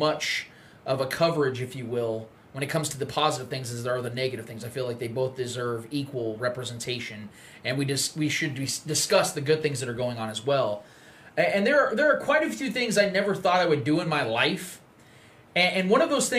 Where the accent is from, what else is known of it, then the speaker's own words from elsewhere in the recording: Kansas City, United States; also born or lived in Wyandotte County, Kansas; I was born and raised in Kansas City. I love this city. I love that I'm from this city